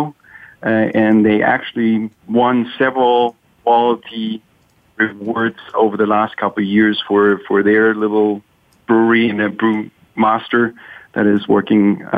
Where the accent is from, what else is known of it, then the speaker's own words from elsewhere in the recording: Germany; now in Seattle, United States; I grew up in Germany